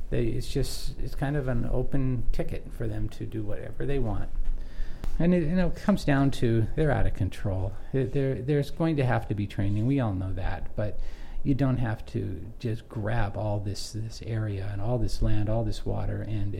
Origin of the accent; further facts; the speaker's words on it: United States; as an American